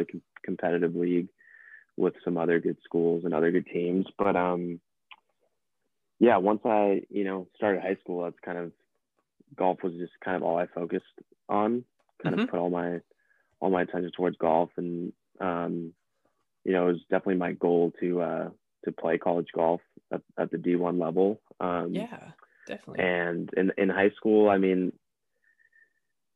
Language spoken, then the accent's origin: English; South San Francisco, California, United States; I'm from the Bay Area, South San Francisco to be more exact. But I grew up here and still living at home right now.